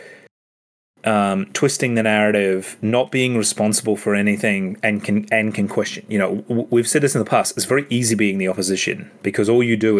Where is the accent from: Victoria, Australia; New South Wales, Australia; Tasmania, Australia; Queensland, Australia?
Queensland, Australia; knowing Queensland, I'm a Queenslander